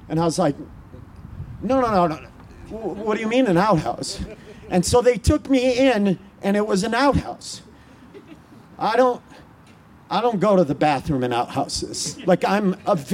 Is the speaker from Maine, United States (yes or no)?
yes; Maine, United States; I grew up in Maine